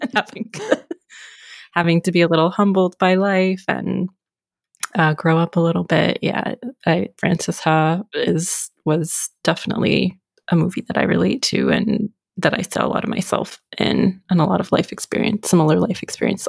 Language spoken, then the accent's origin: English; Florida, United States; I grew up in Florida